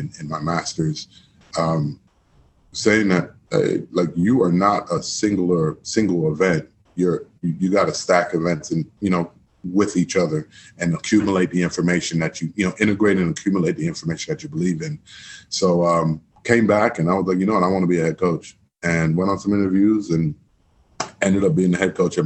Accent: Miami, Florida, United States; moved away; born and raised in Miami, Florida, my mom's from Trinidad and my dad's from Guyana

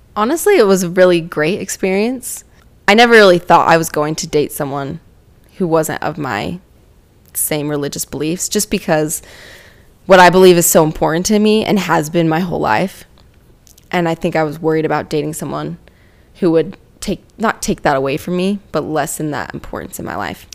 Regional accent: Utah, United States; Growing up in Utah

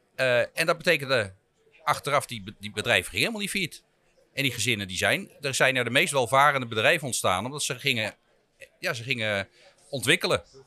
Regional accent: Rhenen, Utrecht, Netherlands; ik ben opgegroeid in Renen

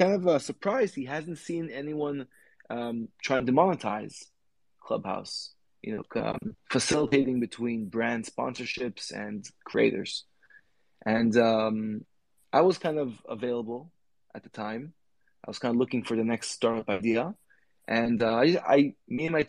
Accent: California, United States; I grew up in the States, in California

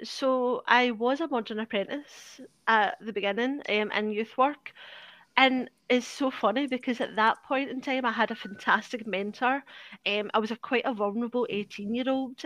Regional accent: Glasgow, Scotland, United Kingdom; I'm from Parkhead, which is the east end of Glasgow

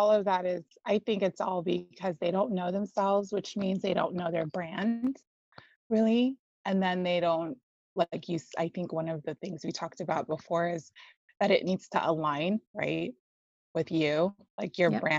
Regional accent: Hawaii, United States; Yeah, yeah, I was born in Hawaii.

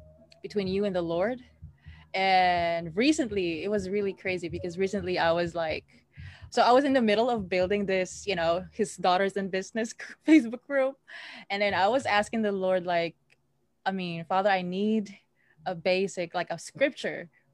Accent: Philippines; moved away; I'm from the Philippines

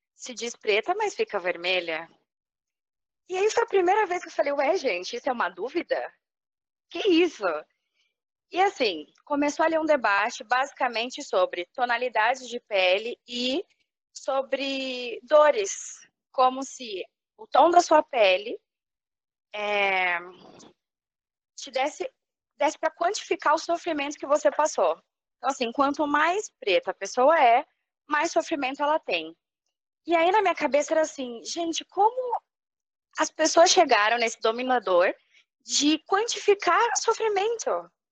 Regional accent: São Paulo, Brazil; moved away as an adult; now in Rio de Janeiro, Brazil; eu morei a vida toda em São Paulo

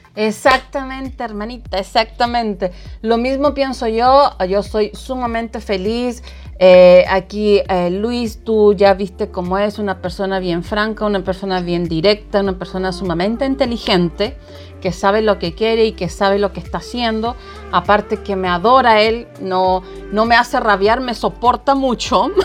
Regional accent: Chiloé Island, Los Lagos, Chile; now in United States; tan lejos de mi país, de mi ciudad, que extraño muchísimo, la isla de Chiloé

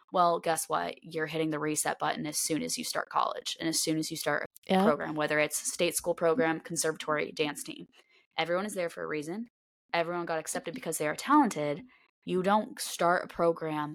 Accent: Nashville, Tennessee, United States; born or raised there; moved away as an adult

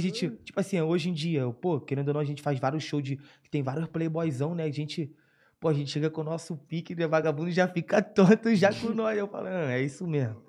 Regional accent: Rio de Janeiro, Brazil; eu sou cria de Madureira, né? Zona Norte da RJ, cria.

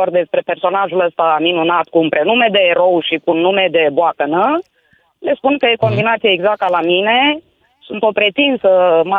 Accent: Bihor County, Romania; now in Arad, Romania; Exact, dar noi ne considerăm bihoreni.

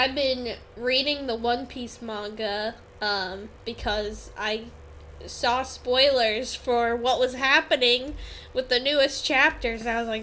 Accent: New England, United States; We're from New England.

